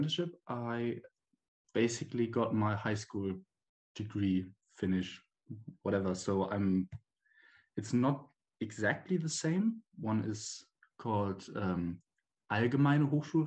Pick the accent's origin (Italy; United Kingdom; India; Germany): Germany; Bremen; I'm from Germany and I live in a city called Bremen. It's in the northern part of the country. I was born here. I grew up here and went to school and everything.